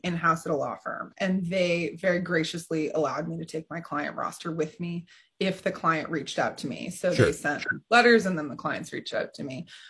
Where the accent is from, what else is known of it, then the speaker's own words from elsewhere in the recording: Kings Mills, Ohio, United States; And I grew up in Kings Mill, Ohio. So I'm familiar with the Midwest and all of it, right?